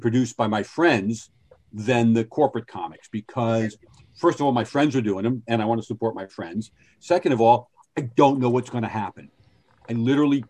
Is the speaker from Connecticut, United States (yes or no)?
yes; Norwalk, Connecticut, United States; also born or lived in Fairfield, Connecticut; my hometown of Norwalk, Connecticut.